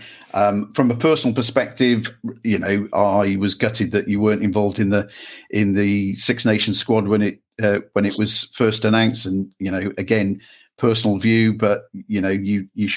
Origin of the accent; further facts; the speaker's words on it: Wales, United Kingdom; as a Welshman